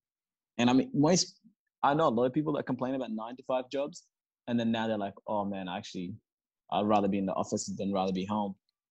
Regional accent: Perth, Western Australia, Australia; I'm not even gonna lie. I'm from Perth. I don't even like the cold.

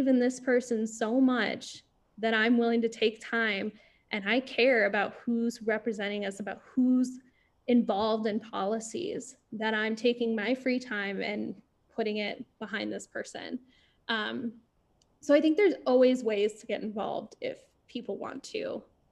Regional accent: Illinois, United States; growing up in Illinois

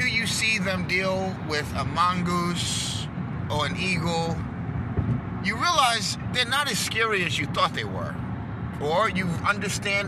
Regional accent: New York, United States; I'm from New York

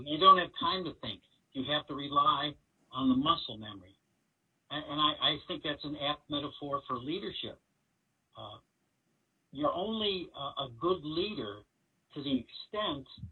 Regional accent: Chicago, Illinois, United States; We grew up on the South Side

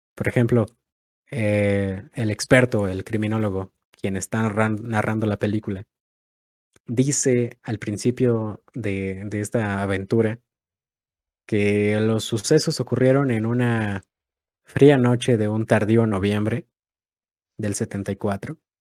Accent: Mexico; si somos de México

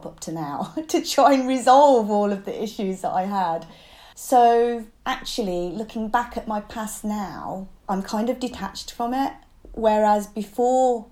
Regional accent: United Kingdom; being a British Chinese kid, not fitting in at home from being too Western and not fitting in at school for being too Chinese.

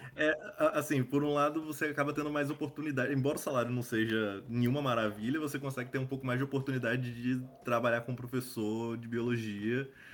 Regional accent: Espírito Santo, Brazil; eu sou do Espírito Santo

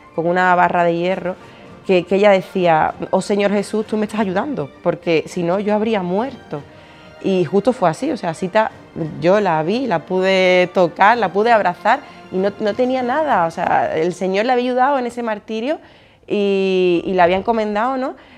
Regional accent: Alcalá de Guadaíra, Andalusia, Spain; yo estudié en los salesianos, de aquí de Alcalá de Guadaira, de Sevilla

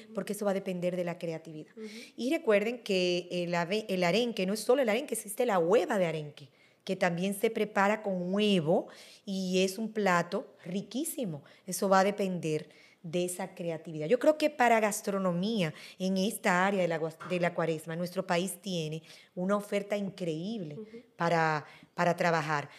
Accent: Dominican Republic; somos nosotros los dominicanos

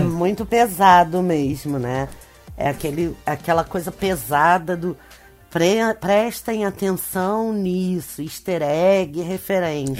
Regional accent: Rio de Janeiro, Brazil; esse lugar onde eu cresci. No Rio de Janeiro, num bairro importante do Rio de Janeiro.

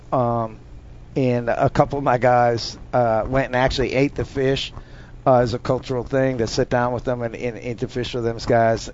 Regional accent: North Dakota, United States; moved away; I'm from Dump Truck County, North Dakota, way, way, way out in the country

